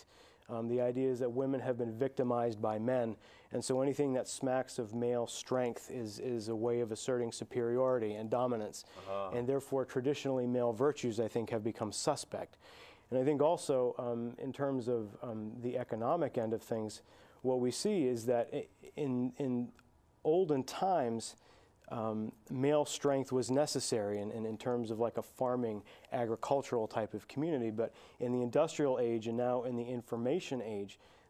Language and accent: English; Maine, United States; When I was a boy growing up in Maine